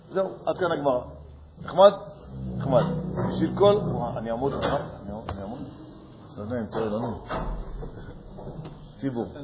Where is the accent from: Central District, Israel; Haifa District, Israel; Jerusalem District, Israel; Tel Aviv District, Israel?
Jerusalem District, Israel; Jerusalem; נכון. אני ירושלמי.